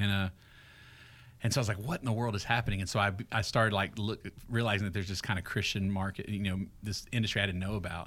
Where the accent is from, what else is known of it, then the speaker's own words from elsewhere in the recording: Greenville, Texas, United States; moved away as an adult; now in Franklin, United States; I grew up in Greenville, Texas, about forty-eight miles northeast of Dallas.